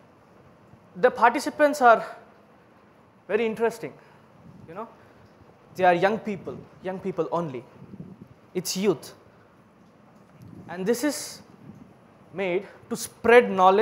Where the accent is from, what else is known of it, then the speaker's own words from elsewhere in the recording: Bangalore, Karnataka, India; English is a second language; I'm from Bangalore, India